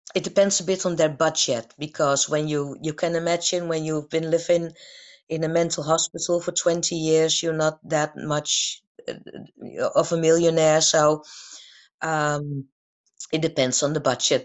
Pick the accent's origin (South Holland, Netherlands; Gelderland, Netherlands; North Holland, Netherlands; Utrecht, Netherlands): North Holland, Netherlands; Amsterdam; I was born and raised in Amsterdam